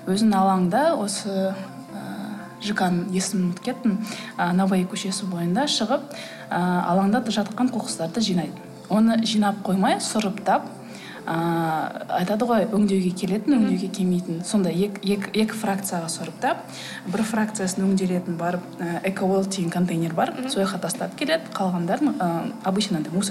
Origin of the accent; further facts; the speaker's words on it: Kazakhstan; moved away; мен мысалы ауылда өстім